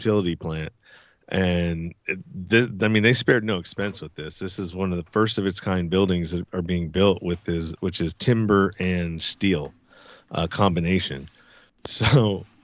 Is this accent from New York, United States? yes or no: no; San Francisco Bay Area, Northern California, United States; I'm from Northern California, San Francisco Bay Area, to be exact. I'm on the east side near the Delta.